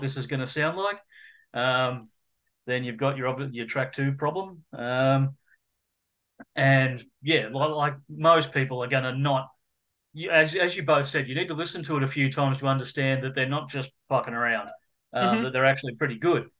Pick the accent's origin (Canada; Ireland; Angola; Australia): Australia; being an Australian